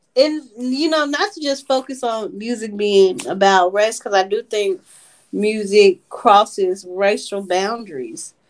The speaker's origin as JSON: {"language": "English", "town": "Memphis", "region": "Tennessee", "country": "United States", "said": "us being from Memphis"}